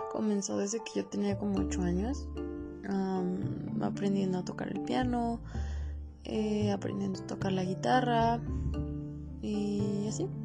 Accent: Sombrerete, Zacatecas, Mexico; born there; Eh, nací en Sombrerito, Zacatecas y tengo 22 años.

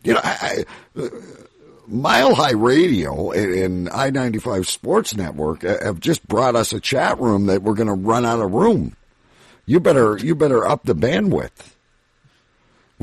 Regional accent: Ontario, Canada; I'm from Ontario, Canada.

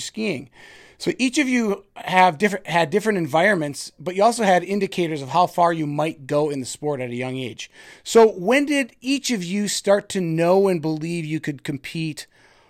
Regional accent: Mountain Iron, Minnesota, United States; I grew up in Mountain Iron

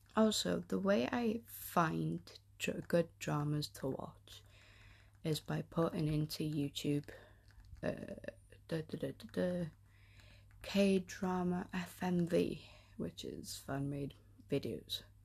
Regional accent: North Wales, United Kingdom; I am from Wales, the North, North Wales

